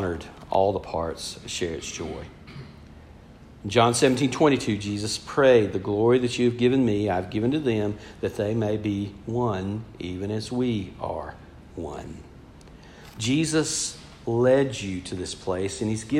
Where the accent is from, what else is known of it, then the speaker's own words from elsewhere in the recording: Georgia, United States; I'm from Georgia